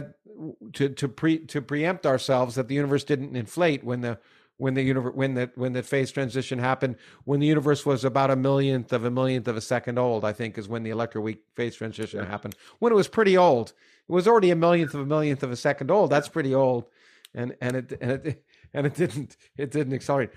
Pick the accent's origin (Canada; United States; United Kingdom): Canada; I had growing up in Canada